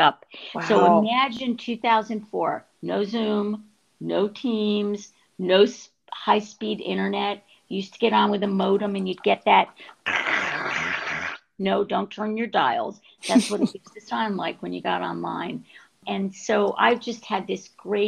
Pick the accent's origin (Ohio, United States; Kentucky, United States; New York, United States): New York, United States; Albany; moved away as an adult; now in Washington, DC, United States; I grew up in Albany, New York